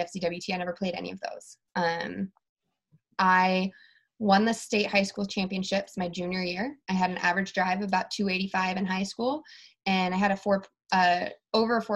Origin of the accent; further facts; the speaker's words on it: Reno, Nevada, United States; I'm from Reno.